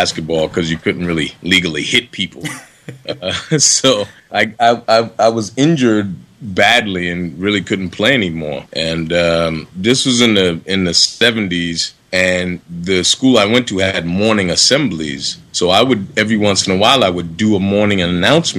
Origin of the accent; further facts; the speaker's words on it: Boston, Massachusetts, United States; moved away; also born or lived in Harlem, New York / Los Angeles; I'm from the ghetto. I grew up in Roxbury in Boston, Massachusetts, and then moved to Harlem, New York